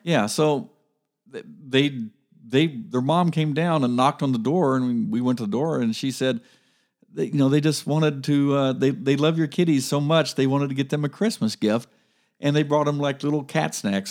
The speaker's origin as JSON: {"language": "English", "town": "Grove City", "country": "United States", "tie": "born or raised there", "said": "when I was growing up in Grove City"}